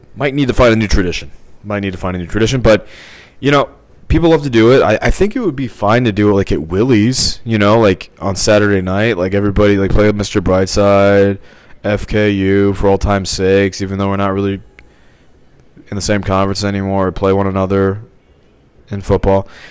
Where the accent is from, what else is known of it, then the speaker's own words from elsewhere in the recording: Missouri, United States; I'm from Missouri.